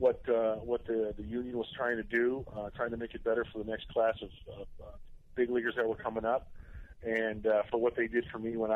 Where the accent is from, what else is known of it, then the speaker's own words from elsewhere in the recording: Chicago, Illinois, United States; moved away; growing up in Chicago, or a suburb of Chicago